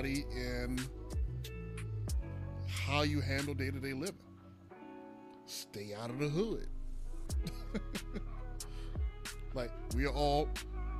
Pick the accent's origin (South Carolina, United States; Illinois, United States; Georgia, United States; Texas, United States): South Carolina, United States; I'm a man from South Carolina